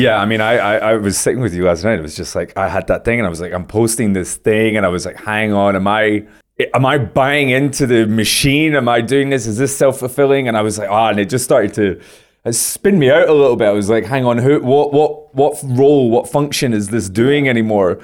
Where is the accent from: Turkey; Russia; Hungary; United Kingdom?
United Kingdom; I'm from Great Britain